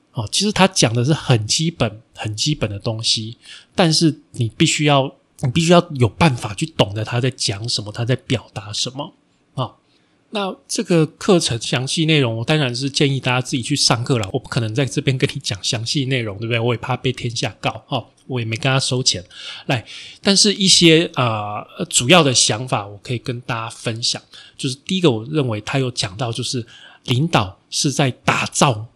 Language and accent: Chinese; Taiwan; 我们台湾人在世界上出名的，哦，真正出名的第一家比较大型的公司